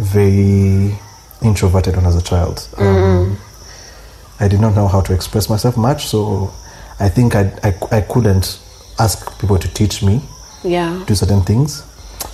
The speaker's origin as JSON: {"language": "English", "town": "Entebbe", "region": "Central Region", "country": "Uganda", "tie": "born or raised there", "said": "I grew up in Entebbe"}